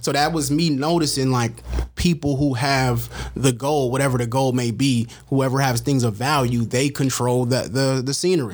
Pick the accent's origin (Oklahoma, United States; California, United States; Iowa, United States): California, United States; San Francisco; now in Antioch, United States; I'm originally from San Francisco, California, but gentrification got my ass up out of there.